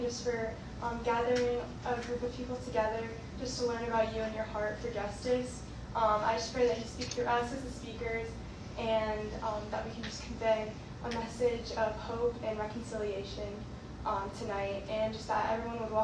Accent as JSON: {"language": "English", "town": "Woodstock", "region": "Georgia", "country": "United States", "said": "I'm from Woodstock, Georgia, and I'm the director of outreach."}